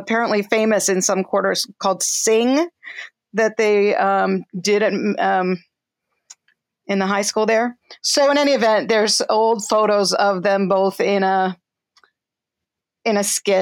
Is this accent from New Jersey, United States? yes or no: yes; Tenafly, New Jersey, United States; also born or lived in New York City; I'm from New Jersey. I was born in New York City, but my memories begin in Tenafly, New Jersey, from age 3, I think, on.